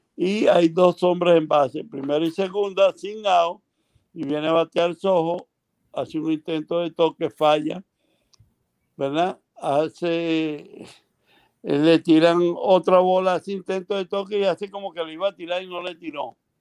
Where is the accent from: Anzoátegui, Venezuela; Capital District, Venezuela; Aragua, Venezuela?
Aragua, Venezuela; Maracay; also born or lived in Ocumare de la Costa, Venezuela; cuando salimos de mi pueblo, Cumano de la Costa, mi hermana andaba buscando estudiar bachillerato y, en el pueblo de Cumare no había secundaria, no había el bachillerato y nos mudamos a Maracay